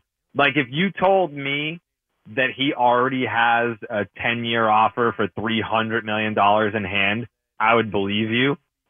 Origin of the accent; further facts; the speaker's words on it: Boston, Massachusetts, United States; But I think most would identify me as a Boston guy.